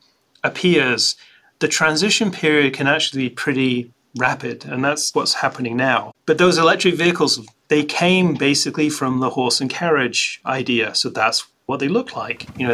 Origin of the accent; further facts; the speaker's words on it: Scotland, United Kingdom; I grew up in Scotland